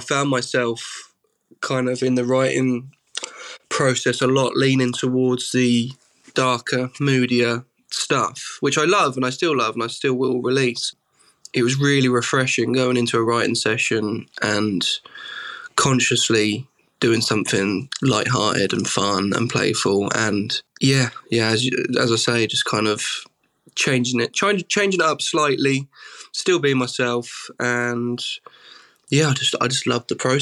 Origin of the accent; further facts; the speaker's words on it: Suffolk, East of England, United Kingdom; I'm from Suffolk